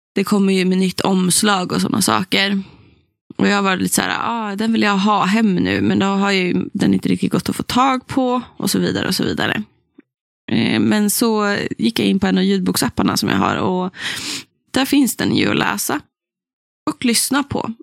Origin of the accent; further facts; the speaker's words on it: Västernorrland County, Sweden; där jag har vuxit upp i liksom Ådalen, Ångermanland